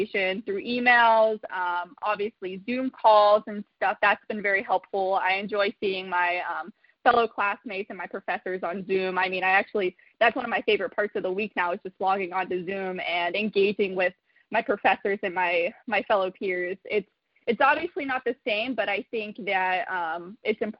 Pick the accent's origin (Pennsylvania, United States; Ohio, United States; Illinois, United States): Ohio, United States; Newport; I am a local, so I am from Newport, Ohio